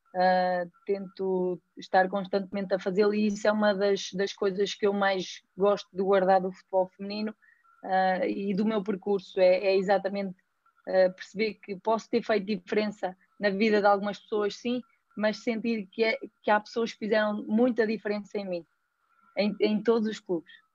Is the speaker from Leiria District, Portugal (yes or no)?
yes; Pedrógão Grande, Leiria District, Portugal; sou natural de Pedrógão